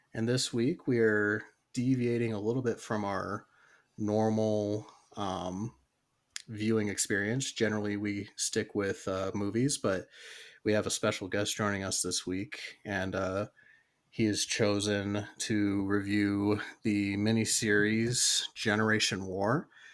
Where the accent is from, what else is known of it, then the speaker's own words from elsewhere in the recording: United States; me being an American